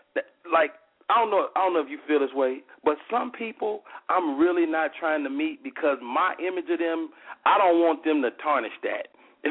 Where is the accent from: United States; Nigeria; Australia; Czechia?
United States; Chicago, Illinois; I'm from Chicago, Southside, 126th State.